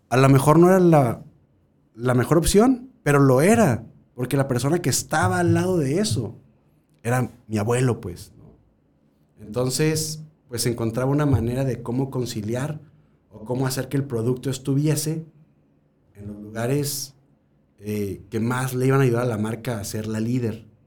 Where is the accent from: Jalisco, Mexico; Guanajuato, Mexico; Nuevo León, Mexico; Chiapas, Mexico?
Guanajuato, Mexico; yo nací en Salida de Guanajuato porque ahí trabajaba mi abuelo